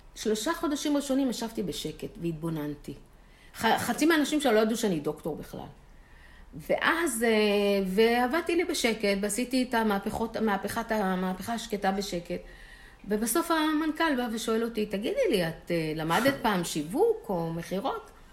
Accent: Holon, Tel Aviv District, Israel; בשכונה שגדלתי, תל גיבורים, חולון

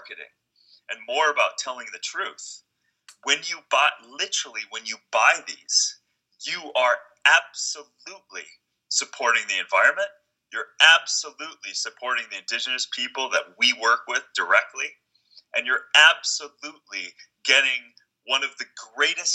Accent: Minnesota, United States; as a kid growing up in Minnesota

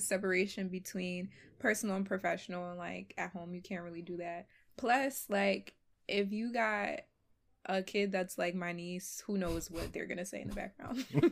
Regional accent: Philadelphia, Pennsylvania, United States; So, I was born and raised in Philly, um, but my family's originally from Ghana, West Africa.

